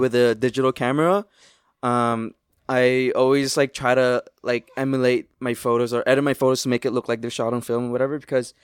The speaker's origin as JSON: {"language": "English", "town": "Toronto", "region": "Ontario", "country": "Canada", "said": "I'm a photographer from Toronto"}